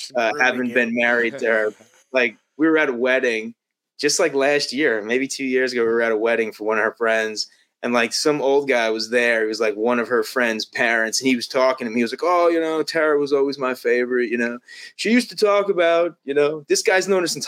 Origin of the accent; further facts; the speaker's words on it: Long Island, New York, United States; moved away as an adult; also born or lived in Las Vegas, Nevada; I grew up on Long Island.